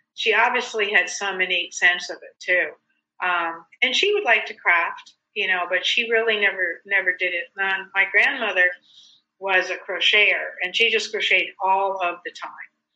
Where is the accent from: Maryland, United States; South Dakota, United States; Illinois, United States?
South Dakota, United States; moved away; I grew up in South Dakota where I couldn't wait to leave.